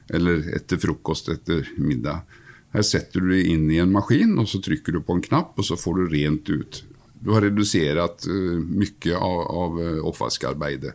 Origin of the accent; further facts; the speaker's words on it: Sweden; Norwegian is a second language; also born or lived in Gothenburg; now in Norway; Som ni hører, så er jeg jo fra Sverige